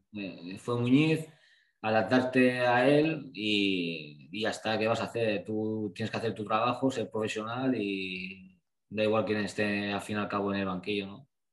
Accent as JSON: {"language": "Spanish", "town": "Blanes", "region": "Catalonia", "country": "Spain", "tie": "born or raised there", "also_born_or_lived": "Santander", "moved": "as an adult", "said": "yo soy de Blanes"}